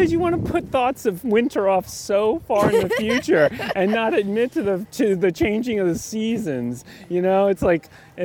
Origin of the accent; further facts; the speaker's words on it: New Orleans, Louisiana, United States; now in Washington, D.C., United States; I grew up in New Orleans, very warm place